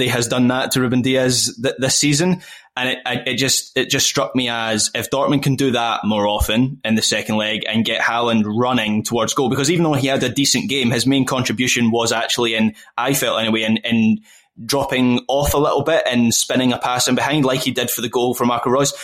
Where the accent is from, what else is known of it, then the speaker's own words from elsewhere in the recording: Scotland, United Kingdom; as a Scot